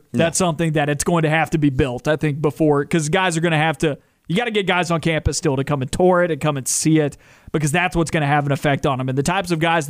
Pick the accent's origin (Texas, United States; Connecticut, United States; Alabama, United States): Alabama, United States; Auburn; I'm from Auburn, and I have I've been around the programs for many years now. I mean, I've lived in Auburn for 15, 16 years